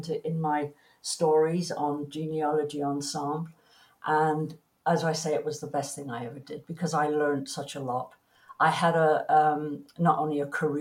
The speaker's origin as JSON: {"language": "English", "town": "Plymouth", "region": "South West England", "country": "United Kingdom", "tie": "born or raised there", "also_born_or_lived": "London", "moved": "as an adult", "lives_now": "Canada", "said": "I was born in Plymouth, in Devon, in England"}